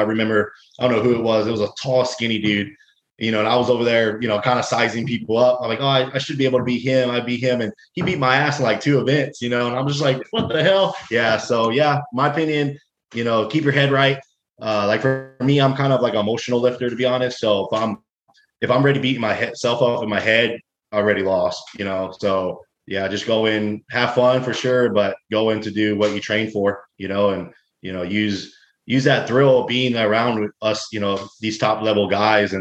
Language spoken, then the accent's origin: English; Texas, United States; I'm from Texas, so it's fucking hot as hell down here.